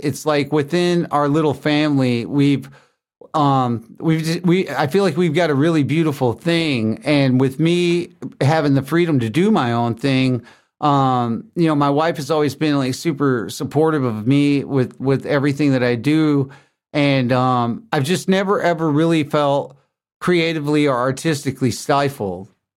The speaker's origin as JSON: {"language": "English", "town": "Lebanon", "region": "Tennessee", "country": "United States", "tie": "born or raised there", "also_born_or_lived": "Grosse Pointe, Michigan", "moved": "yes", "said": "I grew up in Tennessee in a town called Lebanon."}